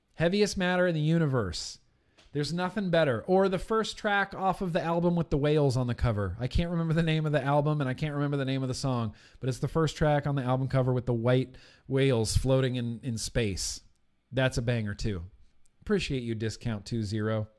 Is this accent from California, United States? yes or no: yes; California, United States; Native to California, born and raised in California